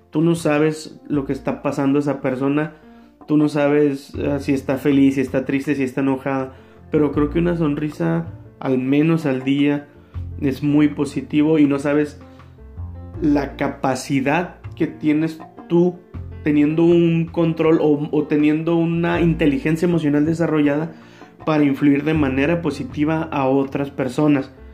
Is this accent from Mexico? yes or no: yes; Mexico; nosotros como mexicanos